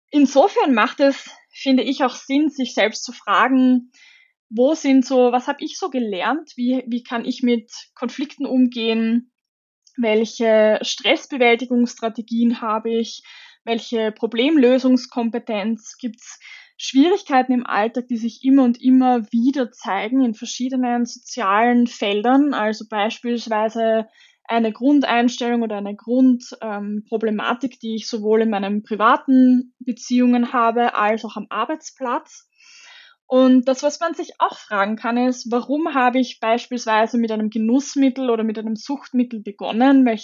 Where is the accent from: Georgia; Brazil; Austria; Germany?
Austria; dort ist der Cannabiskonsum erlaubt und damit ganz anders bewertet als bei uns in Österreich